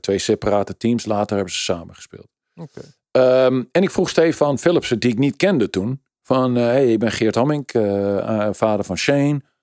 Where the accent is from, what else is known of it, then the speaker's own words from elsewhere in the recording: Netherlands; ik ben Nederlander